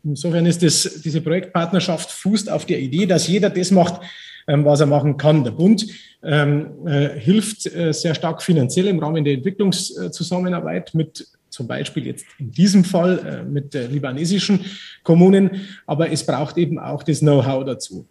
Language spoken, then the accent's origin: German; Germany; now in Lebanon; als, als, als Deutsche